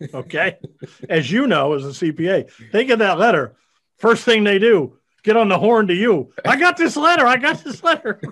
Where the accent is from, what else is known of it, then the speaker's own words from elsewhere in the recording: Iowa, United States; moved away; I grew up in Iowa, you know, uh, out in the Midwest